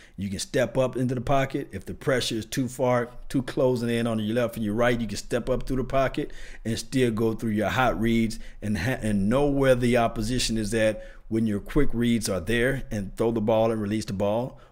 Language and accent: English; the South, United States; I'm from the South, so we say dressing